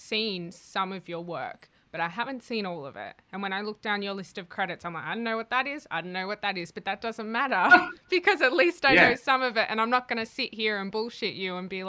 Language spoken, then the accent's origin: English; Australia; as an Australian actor